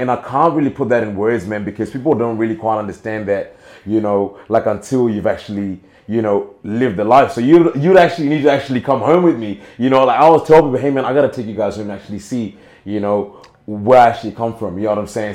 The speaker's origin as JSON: {"language": "English", "country": "Zimbabwe", "tie": "born or raised there", "moved": "yes", "lives_now": "Australia", "said": "I still have my culture, and I am Zimbabwean at birth"}